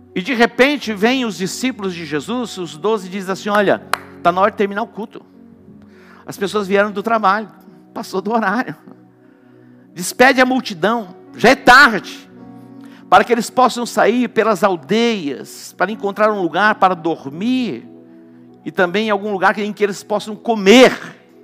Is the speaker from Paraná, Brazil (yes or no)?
no; Dourados, Mato Grosso do Sul, Brazil; quando eu era criança, não era em Douradina, mas era em Dourados, um pouquinho maior que Douradina. Meu pai tinha sítio e nós morávamos na cidade